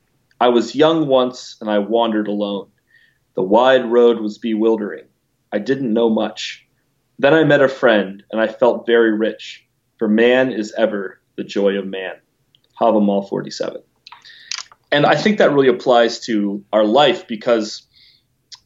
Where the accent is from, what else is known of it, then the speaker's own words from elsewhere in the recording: Lancaster, Ohio, United States; now in Columbus, United States; I grew up in Lancaster, Ohio, which was founded by the Germans in 1803